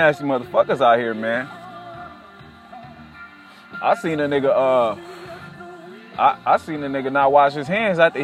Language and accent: English; California, United States; now in Durham, United States; I'm from California